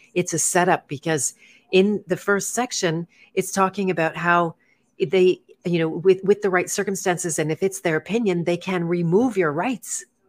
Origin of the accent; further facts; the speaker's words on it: Canada; growing up in Canada